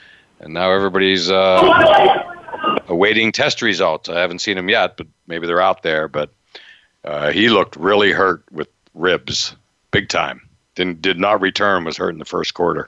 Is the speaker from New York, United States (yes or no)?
no; Altoona, Pennsylvania, United States; my hometown, a mere half hour up the road from Beaver Stadium